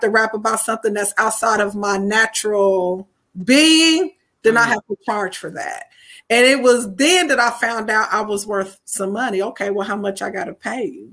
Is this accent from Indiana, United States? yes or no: yes; Anderson, Indiana, United States; I am from Indiana, specifically Anderson, Indiana